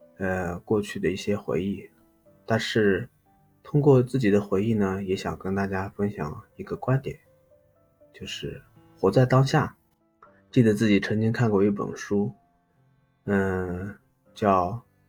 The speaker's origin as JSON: {"language": "Chinese", "region": "Loess Plateau", "country": "China", "tie": "born or raised there", "said": "我呢是出生在一个，呃，小山村 嗯，黄土高原的一个小山，小山村"}